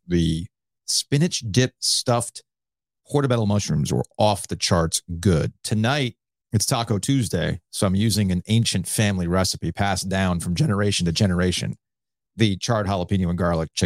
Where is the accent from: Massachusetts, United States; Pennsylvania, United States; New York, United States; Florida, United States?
Florida, United States; South; growing up in South Florida